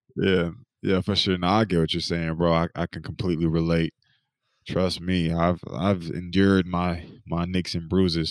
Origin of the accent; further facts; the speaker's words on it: North Carolina, United States; moved away; I'm from North Carolina